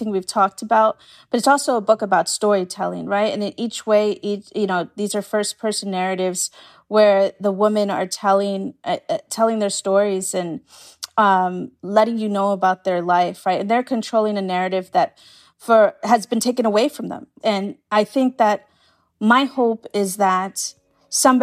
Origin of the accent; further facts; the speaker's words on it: New York City, New York, United States; I'm from Staten Island, so I know Staten Island very well